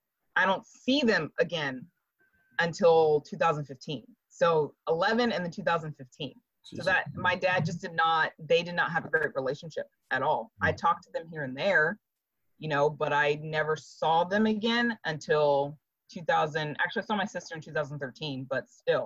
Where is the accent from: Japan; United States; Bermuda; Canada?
Japan; And I only met them once in the years I grew up in Japan.